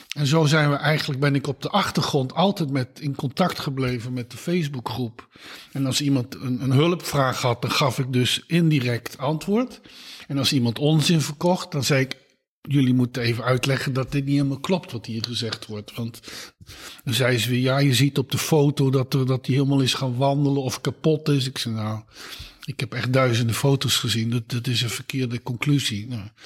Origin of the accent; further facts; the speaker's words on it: Eindhoven, North Brabant, Netherlands; moved away as an adult; now in Utrecht, Netherlands; ik ben geboren in Eindhoven. Ik ben in Eindhoven op school gezeten